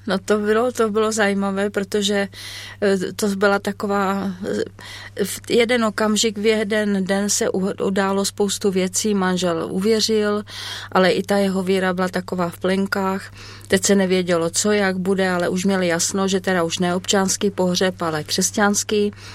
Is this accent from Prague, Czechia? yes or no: no; South Moravian Region, Czechia; also born or lived in Sokolov, Karlovy Vary Region / Chodov / Březí; já jsem se narodila v Sokolově a potom, když mě bylo asi tak 9 let, tak jsme se vraceli zpět na Moravu.